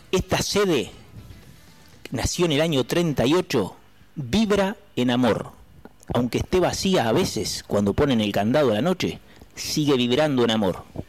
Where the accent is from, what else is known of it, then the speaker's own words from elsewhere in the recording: Berisso, Buenos Aires Province, Argentina; soy de la raza del inmigrante, soy de Berizo